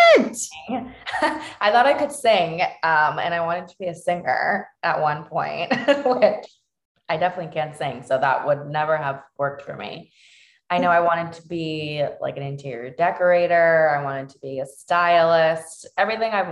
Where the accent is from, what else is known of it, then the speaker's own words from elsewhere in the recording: Cambridge, Massachusetts, United States; also born or lived in Cape Cod / Dorchester, Boston / Fall River; we landed in Cambridge, which was such a blessing because we were always going to school, my siblings and I, in Cambridge